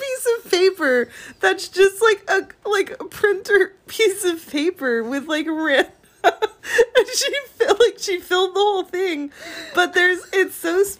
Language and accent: English; Inland Empire, California, United States; We grew up in the Inland Empire. And so we are right next to the San Manuel Reservation